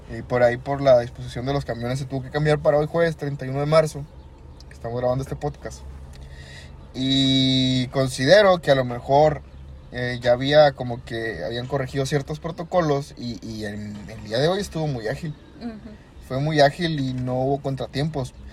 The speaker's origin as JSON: {"language": "Spanish", "region": "Coahuila", "country": "Mexico", "said": "nuestro estado de Coahuila"}